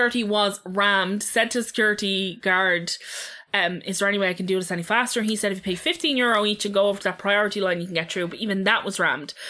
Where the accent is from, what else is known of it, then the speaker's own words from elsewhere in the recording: Ireland; as an Irish person